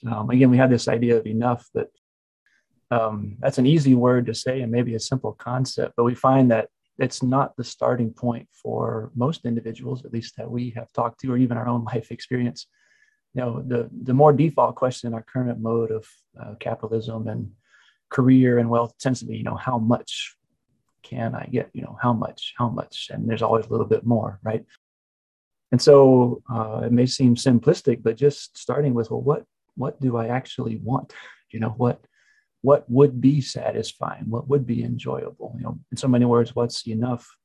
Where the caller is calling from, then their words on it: Knoxville, Tennessee, United States; Paul is in Atlanta, Georgia, and I'm in Knoxville, Tennessee.